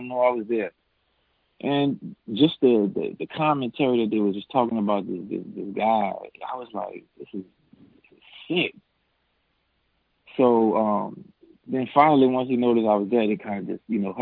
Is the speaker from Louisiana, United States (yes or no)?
yes; New Orleans, Louisiana, United States; moved away as an adult; I'm from New Orleans